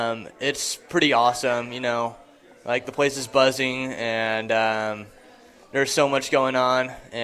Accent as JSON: {"language": "English", "town": "Gretna", "region": "Nebraska", "country": "United States", "said": "I am from Gretna, but I am going to UNL for school next year."}